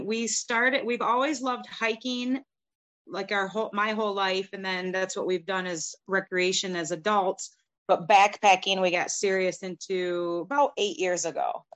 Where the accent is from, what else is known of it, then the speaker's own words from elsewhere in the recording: Fremont, Michigan, United States; also born or lived in White Cloud, Michigan; I was born and raised in Michigan. My husband and I both grew up in Fremont area.